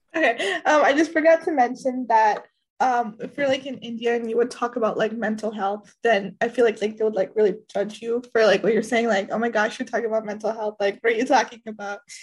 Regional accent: Canada; I'm personally from Canada

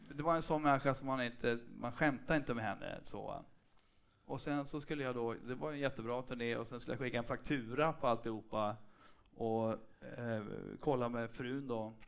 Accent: Umeå, Västerbotten County, Sweden; moved away; Jag kommer från Umeå från början

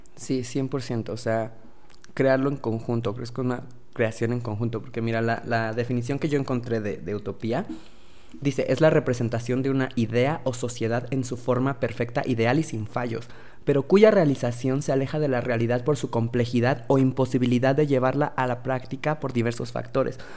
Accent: Mexico City, Mexico; also born or lived in London / France / Los Angeles; mexicano. Vivo en la Ciudad de México y toda mi educación fue aquí.

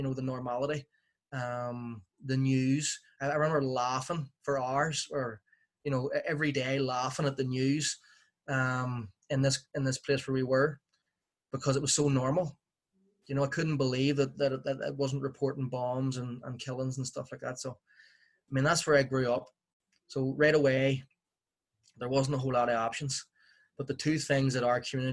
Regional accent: Belfast, Northern Ireland, United Kingdom; I grew up in West Belfast in the 1980s

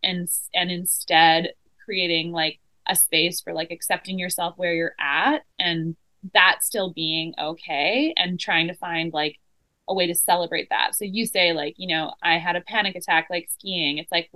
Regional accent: Vancouver Island, British Columbia, Canada; also born or lived in Montreal; I grew up on Vancouver Island

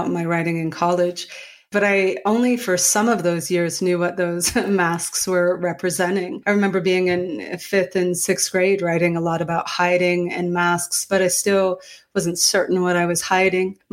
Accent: Calais, Maine, United States; I grew up in Calais, Maine, spelled like the Calais in France, but said like the thing on the bottom of your foot

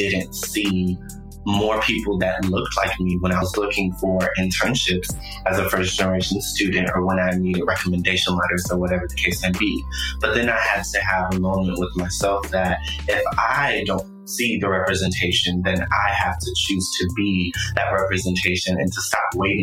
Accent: Fayetteville, North Carolina, United States; I was born in South Carolina, but I was raised in Fayetteville, North Carolina

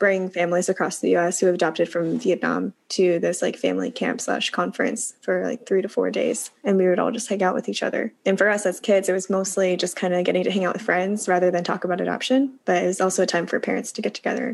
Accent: Kansas City, Missouri, United States; moved away; also born or lived in Hunan, China; I grew up with two moms, a lesbian couple, in Kansas City, Missouri

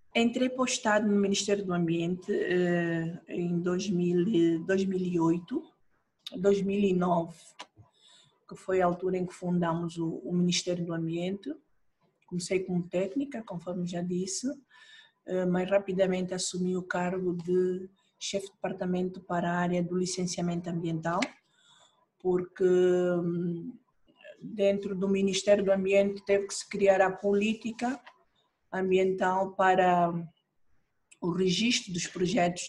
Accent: Angola; Sou angolana

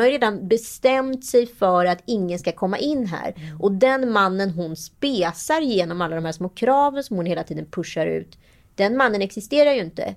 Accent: Sweden; som svensk

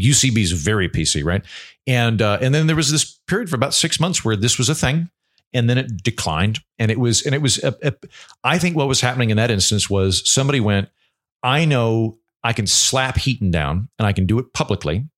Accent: Oklahoma, United States; I grew up in Oklahoma in the eighties and nineties

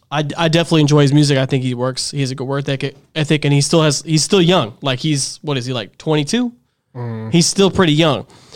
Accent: Dallas, Texas, United States; Born and raised here, yeah, like me.

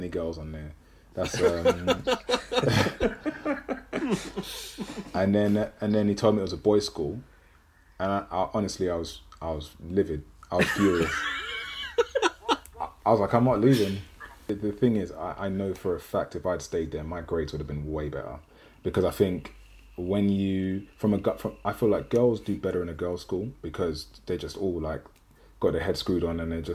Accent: London, United Kingdom; I grew up in Deptford, South East London

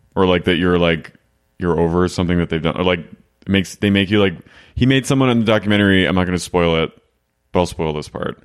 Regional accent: New Jersey, United States; moved away; I'm from New Jersey, and, like, I didn't, I'm from South Jersey

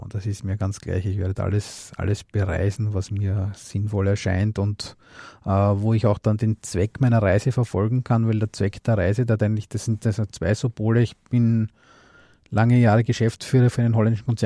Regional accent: Austria; Ne, ich bin aus Österreich.

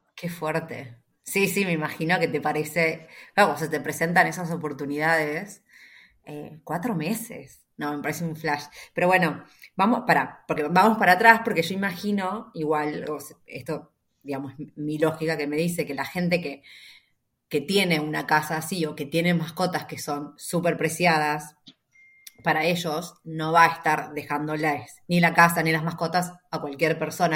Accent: Junín, Buenos Aires Province, Argentina; Fran y yo somos de Junín, las dos, ¿no? Esta ciudad, eh, la provincia de Buenos Aires

